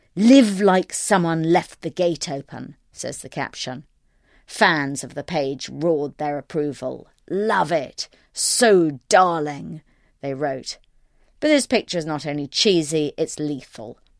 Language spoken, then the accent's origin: English; United Kingdom; I'm British